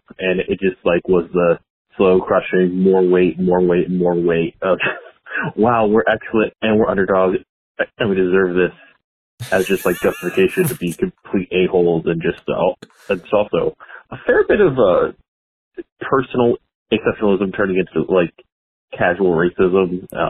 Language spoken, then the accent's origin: English; Massachusetts, United States; I'm just calling in about the sports teams I grew up in right outside of Boston.